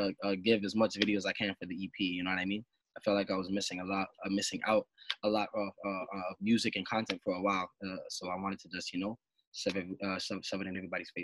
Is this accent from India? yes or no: no; Brampton, Ontario, Canada; It was growing up in Brampton was a little bit different from Toronto, but a little bit the same.